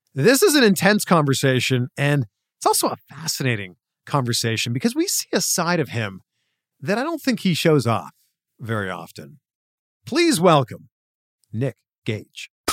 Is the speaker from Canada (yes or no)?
yes; Canada; my home country of Canada